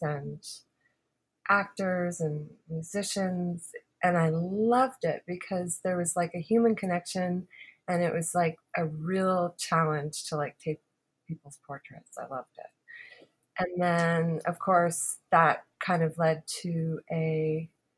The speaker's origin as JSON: {"language": "English", "town": "Halifax", "region": "Nova Scotia", "country": "Canada", "tie": "born or raised there", "said": "when I was growing up in Halifax"}